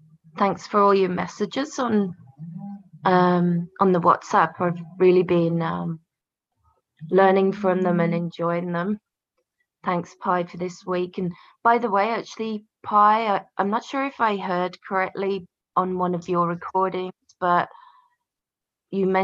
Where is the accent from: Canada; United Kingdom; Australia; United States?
United Kingdom; England; I grew up here and in England, in this house